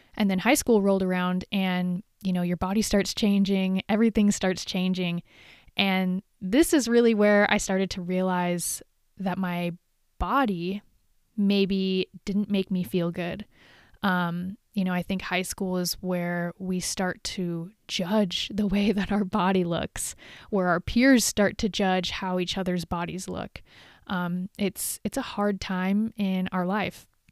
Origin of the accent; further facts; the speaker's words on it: Huntington Beach, California, United States; moved away as an adult; now in Northern California, United States; I moved up here from Huntington Beach. So, I literally grew up in the city, in a beach city